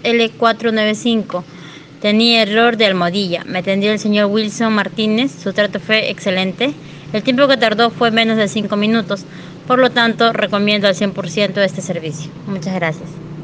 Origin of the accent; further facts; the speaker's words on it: Peru; soy de Perú